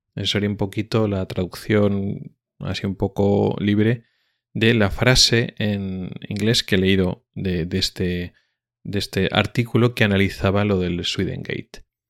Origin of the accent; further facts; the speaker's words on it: Spain; como español que soy